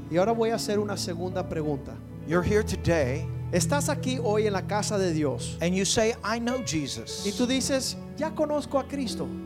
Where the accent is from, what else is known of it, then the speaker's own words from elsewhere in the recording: Ohio, United States; I was raised in Northwest Ohio.